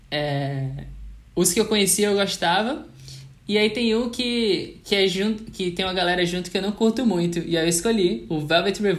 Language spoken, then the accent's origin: Portuguese; Natal, Rio Grande do Norte, Brazil; como eu sou de Natal e nos anos 90, por exemplo, é, eu sei a dificuldade que era